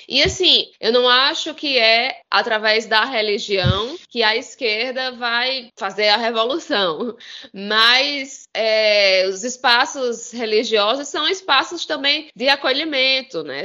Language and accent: Portuguese; Campina Grande, Paraíba, Brazil; aqui da minha terra. É, na cidade de Campina Grande, terra de, de Juliette, maior São João do mundo